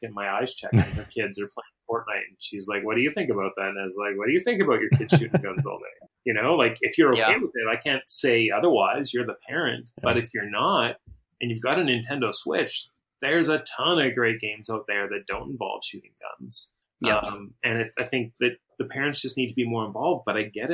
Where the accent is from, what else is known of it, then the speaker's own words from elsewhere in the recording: Battleford, Saskatchewan, Canada; I'm from a small town in Saskatchewan, which is Saskatchewan's the province in the middle of Canada that's shaped like a big door. It's a big rectangle. And my town is, if there was a doorknob on the left, that's kind of where Battleford is